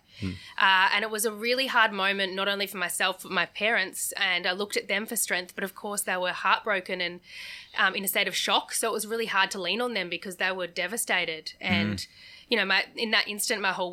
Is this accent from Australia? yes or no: yes; Geelong, Victoria, Australia; also born or lived in Melbourne; I lived in Melbourne for 7 years and didn't think I'd go back to Geelong, but I did a few years ago